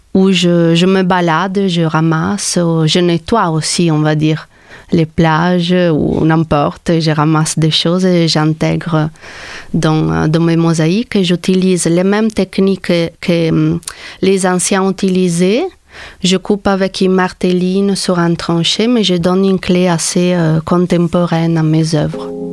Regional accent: Trieste, Friuli-Venezia Giulia, Italy; moved away as an adult; also born or lived in Paris, France; now in Montpellier, France; je viens d'Italie, de, la ville de Trieste, Trieste

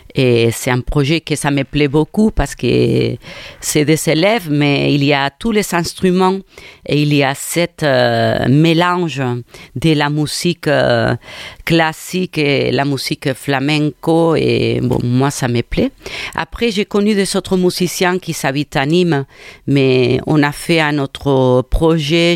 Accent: Cornellà de Llobregat, Catalonia, Spain; French is a second language; also born or lived in Nantes, France; now in Montpellier, France; Je suis euh, de Barcelone, de un quartier, on peut dire, bon, une ville de Cornellà

